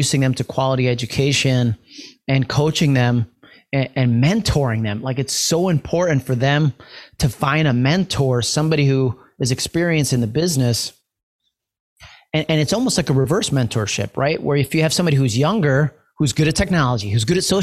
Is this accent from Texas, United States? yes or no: no; New York, United States; I'm from New York